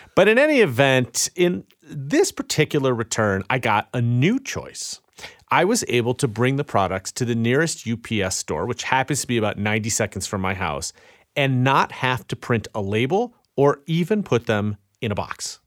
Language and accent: English; Chicago, Illinois, United States; it was in my hometown of Chicago